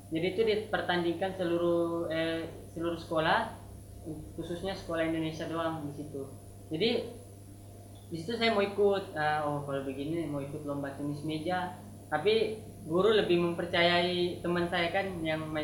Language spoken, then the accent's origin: Indonesian; Malaysia; born there; jadi saya tuh lahirnya di Malaysia, Malaysia.